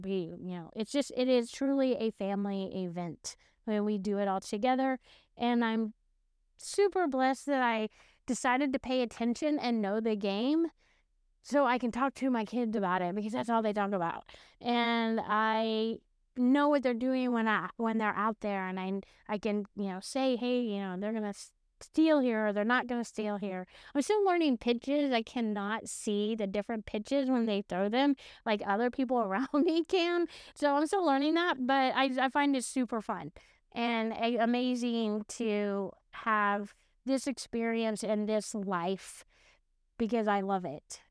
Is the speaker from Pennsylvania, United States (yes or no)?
no; Oklahoma, United States; moved away; also born or lived in California / Texas; I grew up in Oklahoma, I moved to California